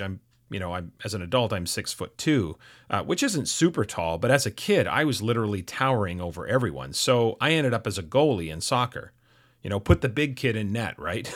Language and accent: English; North Vancouver, British Columbia, Canada; I grew up in North Vancouver